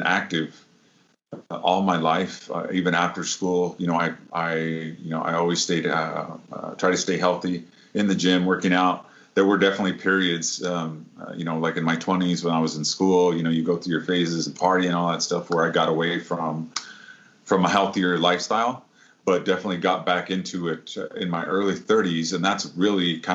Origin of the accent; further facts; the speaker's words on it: Midwest, United States; now in San Diego, United States; I'm originally from the Midwest, but I have lived in San Diego actually more than half of my life now